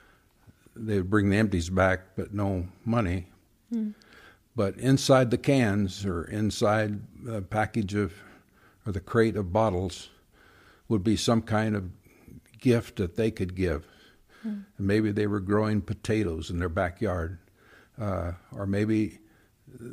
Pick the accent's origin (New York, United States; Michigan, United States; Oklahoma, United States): Oklahoma, United States; Bristow; Bristow, Oklahoma